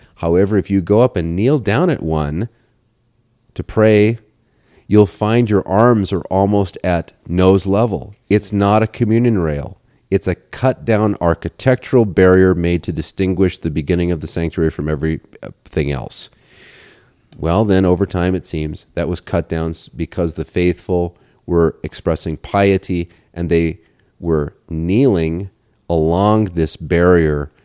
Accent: Portland, Oregon, United States; I grew up in Portland

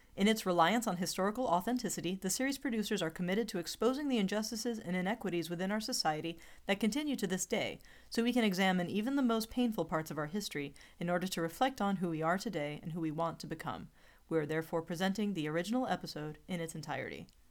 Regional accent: Alabama, United States; I'm from Alabama.

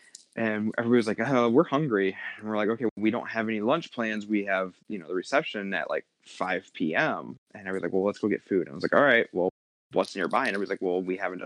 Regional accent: Missouri, United States; moved away as an adult; now in California, United States; we're from Missouri. We moved to California 2 years ago.

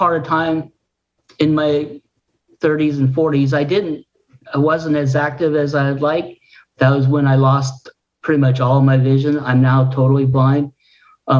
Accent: Juneau, Alaska, United States; I grew up in Alaska

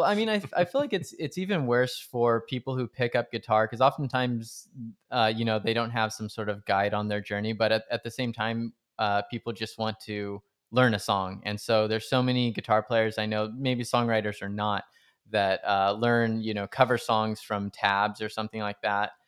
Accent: Stockton, California, United States; I grew up in Stockton

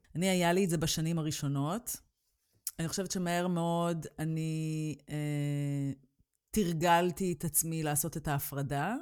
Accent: Israel; moved away as an adult; ישראל תמיד תהיה הבית שלי, כי שם המשפחה שלי, החברים שלי, שם נולדתי, שם גדלתי

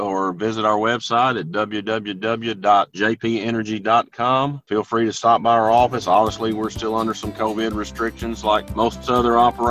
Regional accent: Fulton County, Western Kentucky, United States; I was born and raised in Western Kentucky. I grew up in Fulton County, the most southwestern county in the state.

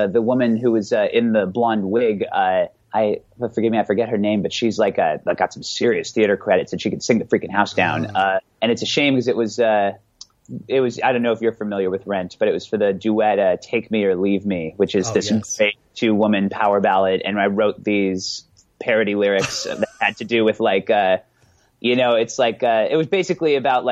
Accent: Bay Area, California, United States; I'm from the Bay Area

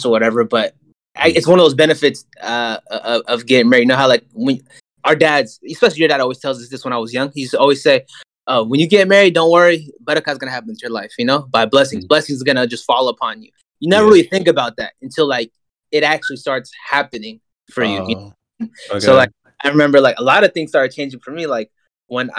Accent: the Bay, California, United States; I'm just born and raised in the Bay and I've lived in a bubble my whole life.

